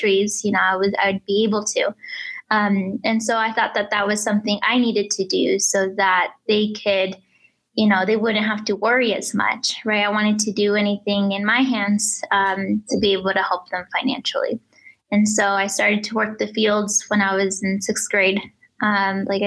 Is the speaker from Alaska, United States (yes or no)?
no; Mitchell, Nebraska, United States; English is a second language; also born or lived in Reynosa, Tamaulipas, Mexico; I was born in Reynosa, Tamaulipas, Mexico. My family and I, we immigrated to Mitchell, Nebraska, which is just 7 miles from Scotts Bluff, when I was 5 years old in 2000.